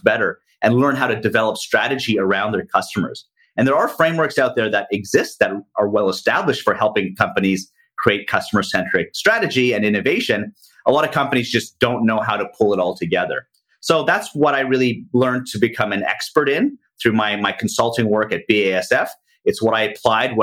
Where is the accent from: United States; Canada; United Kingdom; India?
Canada; Toronto, Ontario; moved away as an adult; now in Asia; I'm Canadian from Toronto, Canada, have been living out in Asia for the past 20 years